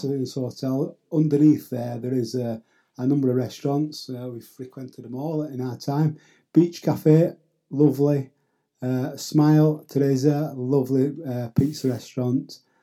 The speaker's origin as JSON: {"language": "English", "region": "Yorkshire and the Humber", "country": "United Kingdom", "moved": "yes", "lives_now": "Caleta de Fuste, Spain", "said": "I'm from Yorkshire"}